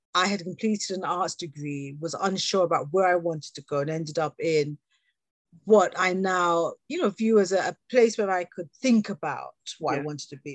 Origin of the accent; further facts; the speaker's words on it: England, United Kingdom; accent: British; also born or lived in Jamaica (parents); born here and having had the wonderful experience of working globally